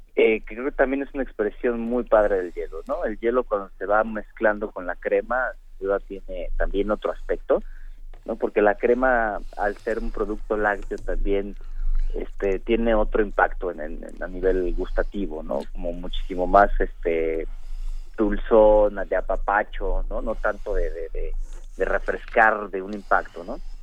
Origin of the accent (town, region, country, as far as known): Mexico